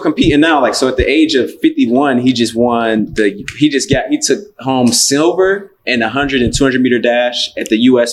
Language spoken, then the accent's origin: English; Cincinnati, Ohio, United States; I'm from Cincinnati